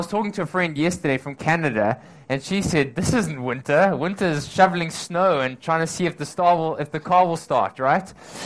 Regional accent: South Africa; now in Hong Kong; I'm from South Africa

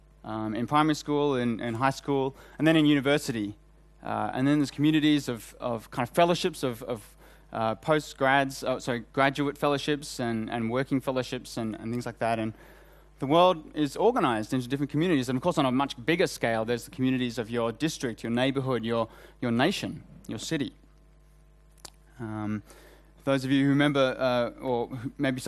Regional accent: Australia; accent: Australian; moved away; I'm Australian, as you can hear by my accent

